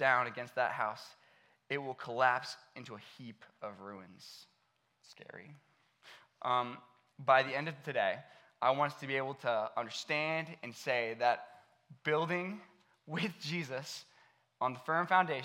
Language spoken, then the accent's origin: English; Akron, Ohio, United States; I grew up right here in Akron